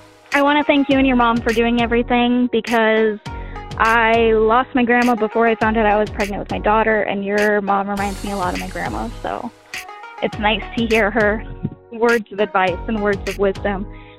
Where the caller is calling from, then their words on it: Phoenix, Arizona, United States; I'm calling you from Phoenix, Arizona.